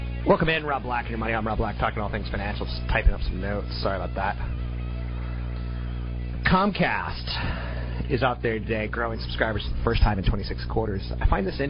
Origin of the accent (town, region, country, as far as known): United States